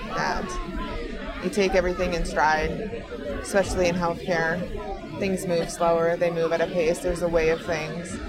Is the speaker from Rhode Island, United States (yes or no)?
no; Minnesota, United States; I'm from Minnesota.